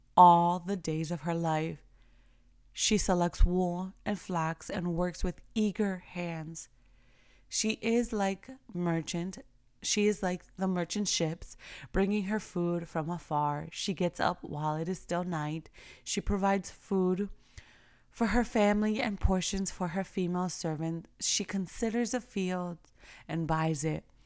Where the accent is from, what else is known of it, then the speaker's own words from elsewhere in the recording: New York, United States; I remember growing up in New York